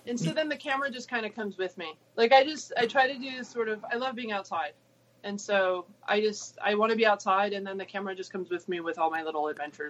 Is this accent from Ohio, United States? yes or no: yes; Ohio, United States; also born or lived in Arkansas / Illinois; I grew up in Ohio, Arkansas, Illinois, spent a year out in California at Stanford University, and came back to University of Michigan, Ann Arbor, go blue.